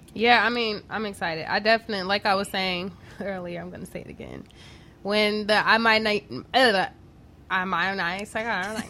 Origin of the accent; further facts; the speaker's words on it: Chicago, Illinois, United States; I'm from Chatham